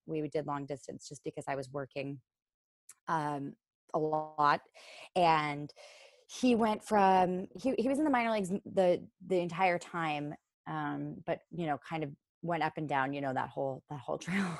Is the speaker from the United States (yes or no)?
yes; Orange, Connecticut, United States; I grew up in Orange, Connecticut